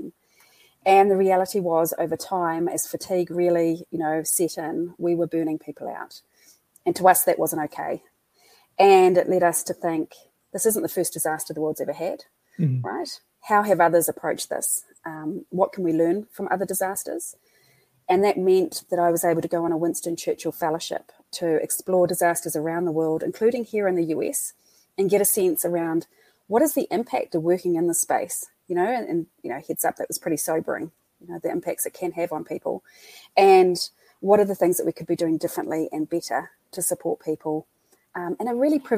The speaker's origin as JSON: {"language": "English", "town": "Christchurch", "region": "Canterbury", "country": "New Zealand", "tie": "born or raised there", "accent": "New Zealand", "said": "So just over 10 years ago, that's my hometown."}